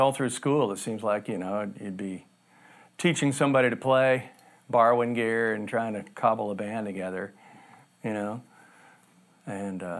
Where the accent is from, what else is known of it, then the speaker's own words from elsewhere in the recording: North Florida, United States; I grew up in Florida, in North Florida